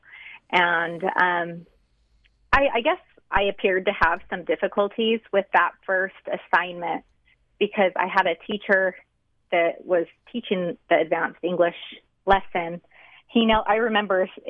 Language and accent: English; South Ogden, Utah, United States; I grew up in South Ogden, so I didn't move a whole lot